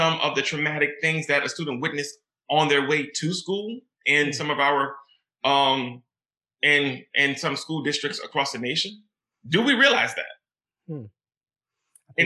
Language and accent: English; New Orleans, Louisiana, United States; I grew up in New Orleans, Louisiana